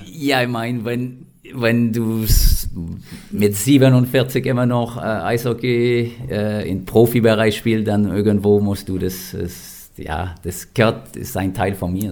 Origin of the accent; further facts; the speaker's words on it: Lévis, Quebec, Canada; first language French; German is a second language; moved away as an adult; also born or lived in Western Canada; now in Kempten, Germany; ich komme aus Levi. So Levi ist ungefähr wie Kempten, wo ich momentan wohne in Deutschland.